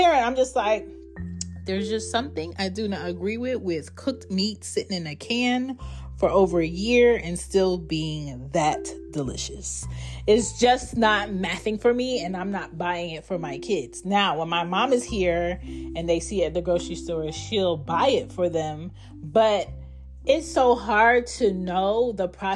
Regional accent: United States

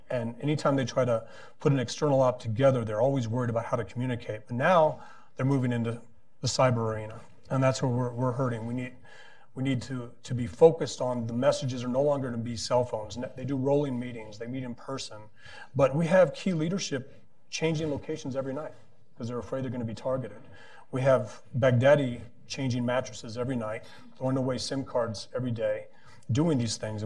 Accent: El Paso, Texas, United States; I'm from El Paso, Texas

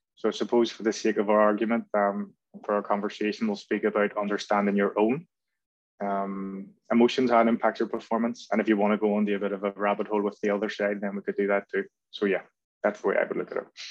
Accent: Belfast, Northern Ireland, United Kingdom; moved away as an adult; I was brought up in North Belfast, which is a bit of a, a football hotbed

